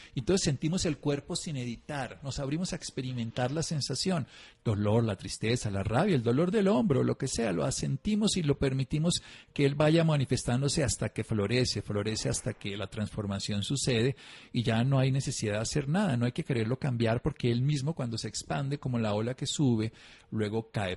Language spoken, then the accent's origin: Spanish; Colombia; yo soy colombiano